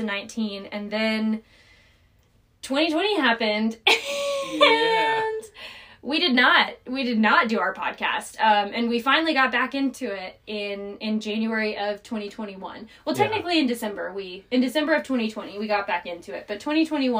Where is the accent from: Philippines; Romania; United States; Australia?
United States; North Carolina; moved away; I am a 27-year-old raised in North Carolina, lived all over the United States